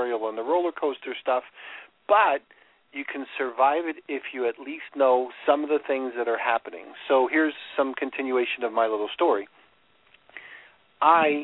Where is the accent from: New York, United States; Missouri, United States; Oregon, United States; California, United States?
New York, United States; accent: New York; moved away as an adult; also born or lived in Chicago; now in Florida, United States; I moved from New York, where I get my accent, to Chicago